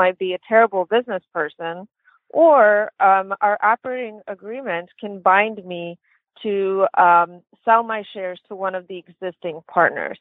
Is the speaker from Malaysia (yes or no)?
no; Lithuania; moved away; I'm originally from Lithuania and grew up with very little opportunities and many setbacks